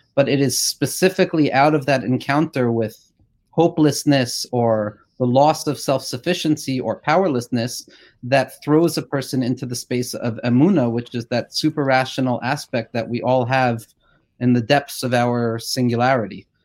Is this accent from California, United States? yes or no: no; Woodmere, New York, United States; I grew up in Woodmere